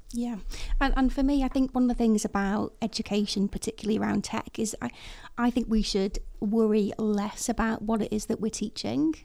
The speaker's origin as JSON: {"language": "English", "town": "Chester", "region": "North West England", "country": "United Kingdom", "tie": "born or raised there", "said": "I was born in Chester. I'm thoroughly northwest, it never lived anywhere else"}